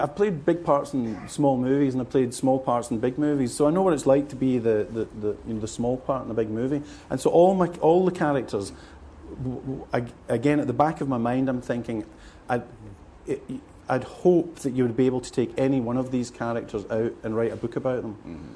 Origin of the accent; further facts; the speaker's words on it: Glasgow, Scotland, United Kingdom; moved away as an adult; now in South of England, United Kingdom; growing up in Glasgow